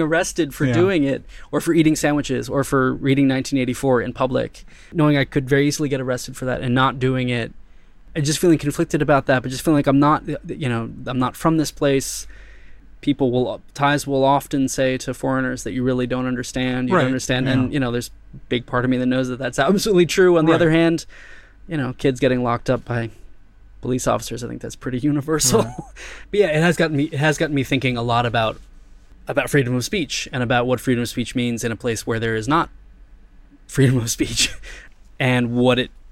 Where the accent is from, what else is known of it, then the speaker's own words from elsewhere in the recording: United States; moved away as an adult; now in Thailand; I'm from America